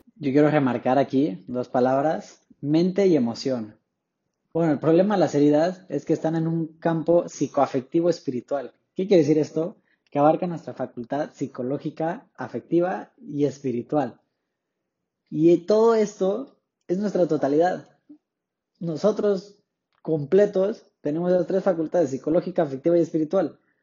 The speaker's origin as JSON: {"language": "Spanish", "town": "Tapachula", "region": "Chiapas", "country": "Mexico", "tie": "born or raised there", "said": "soy originario de Tapachula, Chiapas, hasta el sur de México"}